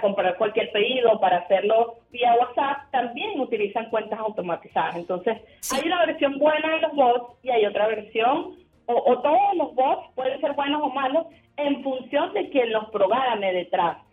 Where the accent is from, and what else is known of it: Venezuela